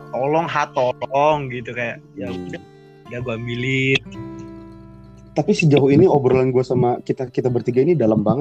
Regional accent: Sumatra, Indonesia; moved away; gua dulu gitu pindah dari Sumatera ke daerah Jawa gini kan punya dua dua background yang jauh berbeda kan

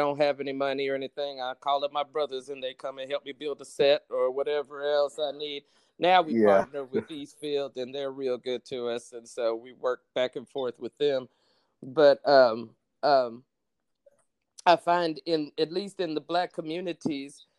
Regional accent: Dallas, Texas, United States; I'm from Oak Cliff

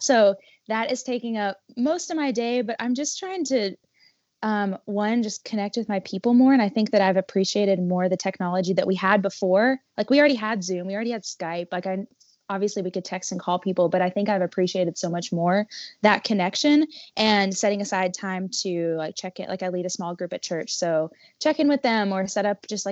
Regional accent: Kentucky, United States; we're both from Kentucky

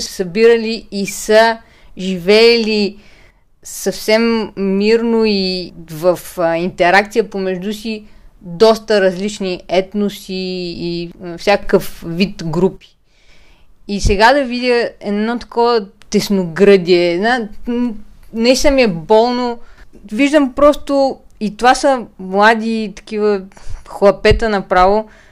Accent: Plovdiv, Plovdiv Province, Bulgaria; Пловдив е и моя роден град, както на Ива

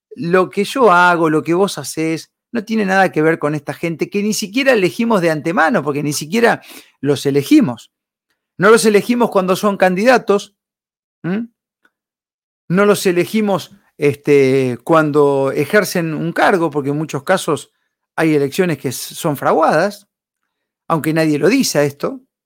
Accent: Argentina; como argentinos

